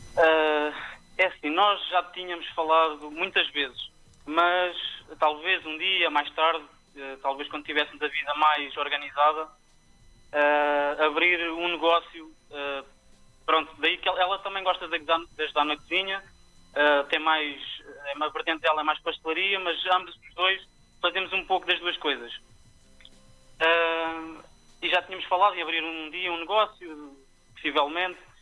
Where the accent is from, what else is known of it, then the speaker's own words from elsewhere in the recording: Tomar, Centro, Portugal; moved away as an adult; now in Lisbon, Portugal; nasci em Tomar, pronto, já estou em Lisboa há praticamente 10, 11 anos